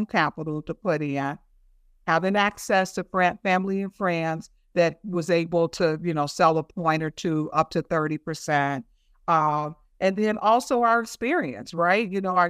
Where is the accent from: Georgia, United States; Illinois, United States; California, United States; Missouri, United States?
Illinois, United States; Chicago; I grew up in Roseland, which is a pretty tough community here in Illinois.